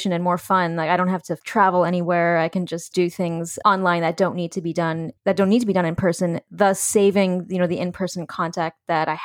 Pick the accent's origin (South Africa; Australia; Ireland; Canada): Canada; Victoria, British Columbia; now in New York City, United States; I grew up in Victoria, BC